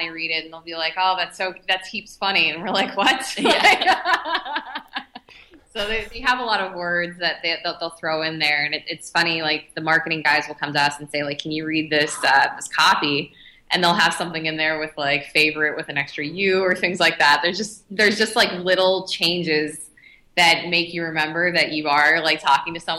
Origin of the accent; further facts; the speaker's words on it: Pittsburgh, Pennsylvania, United States; then you know the ongoing joke is that I'm from Philly because no one in California knows what Pittsburgh is. So yeah. if I'm from Pennsylvania, I must be from Philly.